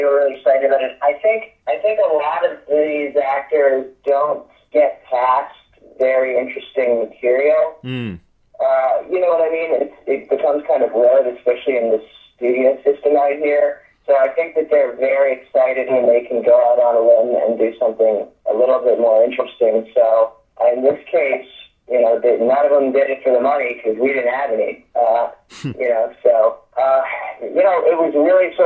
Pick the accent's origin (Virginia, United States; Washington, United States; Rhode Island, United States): Virginia, United States; I grew up actually right outside Baltimore in Virginia